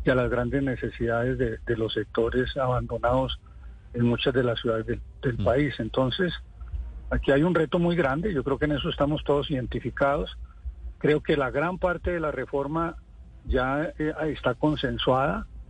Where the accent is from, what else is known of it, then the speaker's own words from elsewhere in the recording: Líbano, Tolima, Colombia; moved away as an adult; also born or lived in Sweden / Bucaramanga / Ibagué; en el municipio en donde nací, en el Líbano